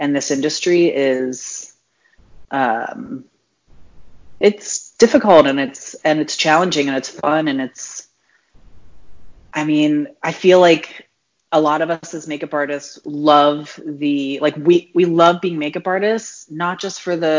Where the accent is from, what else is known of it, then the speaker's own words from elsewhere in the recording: Delaware, United States; now in Atlanta, United States; I grew up in the little tiny state called Delaware